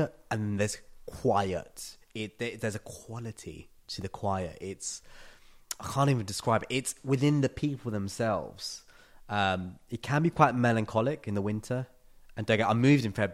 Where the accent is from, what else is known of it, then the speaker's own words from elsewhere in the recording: London, United Kingdom; moved away as an adult; now in Tallinn, Estonia; you're born and raised in London